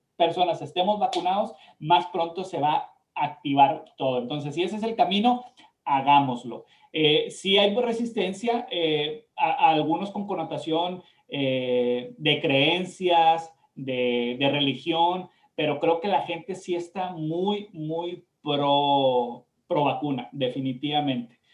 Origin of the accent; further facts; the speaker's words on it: Mexico; now in United States; nosotros que somos mexicanos